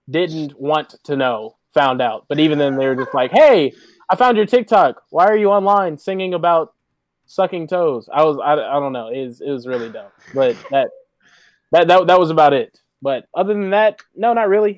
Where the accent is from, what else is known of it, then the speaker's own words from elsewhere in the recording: Dallas, Texas, United States; I'm from Dallas, Texas